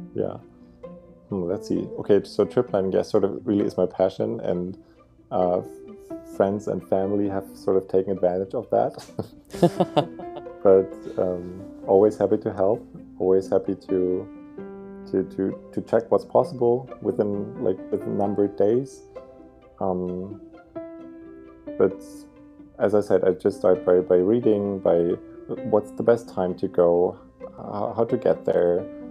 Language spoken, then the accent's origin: English; Germany; also born or lived in Berlin; I'm from Germany and I currently live in Berlin, in the capital